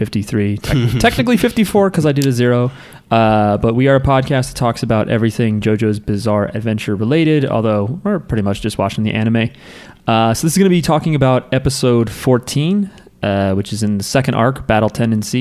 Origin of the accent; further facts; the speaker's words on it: New Jersey, United States; My hometown, not your hometown